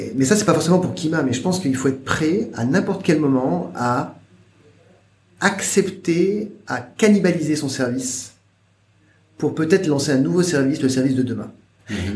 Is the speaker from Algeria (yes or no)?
no; France; moved away as an adult; now in China; j'ai quitté la France